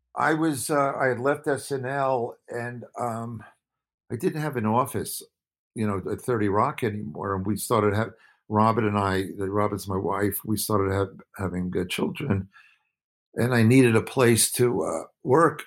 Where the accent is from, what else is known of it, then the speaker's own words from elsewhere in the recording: Woodmere, New York, United States; also born or lived in Brooklyn, New York; I was born in Brooklyn. I grew up on Long Island.